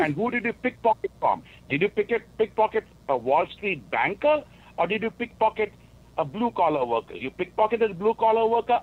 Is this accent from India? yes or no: yes; India; now in Wisconsin, United States; I grew up in India